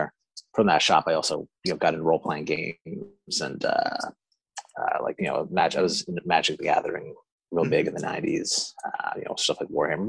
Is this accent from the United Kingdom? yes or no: no; Stanley Bridge, Prince Edward Island, Canada; I grew up in Prince Edward Island, Canada. It's the smallest province in Canada. It's an island off the east coast. And yeah, that's where I spent my formative years out in the country, in Stanley Bridge.